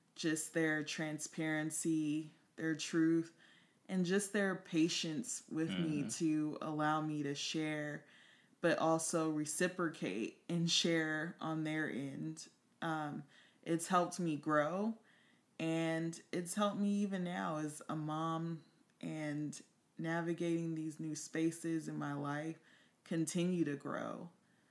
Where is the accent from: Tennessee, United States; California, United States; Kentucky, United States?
California, United States; Compton; moved away; also born or lived in New York; I'm actually from Compton